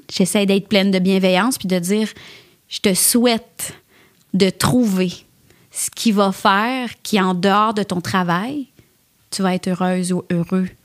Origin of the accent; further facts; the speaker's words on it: L'Assomption, Quebec, Canada; also born or lived in Montreal; je viens de l'Assomption, c'était à 30-35 minutes